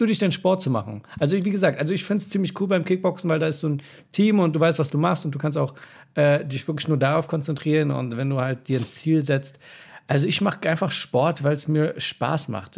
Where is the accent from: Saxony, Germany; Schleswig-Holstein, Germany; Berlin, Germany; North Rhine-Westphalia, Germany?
Berlin, Germany; bei uns in Neukölln